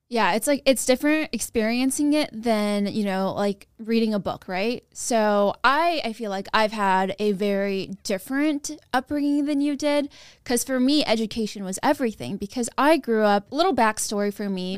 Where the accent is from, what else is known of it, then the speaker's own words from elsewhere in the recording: Sacramento, California, United States; I grew up in Broderick, California, which is a suburb, which is a small neighborhood in Sacramento